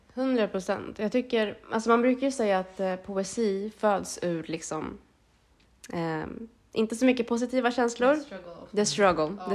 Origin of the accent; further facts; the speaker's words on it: Sweden; jag är född och uppvuxen i Sverige, har inte liksom bott i Eritrea på så sätt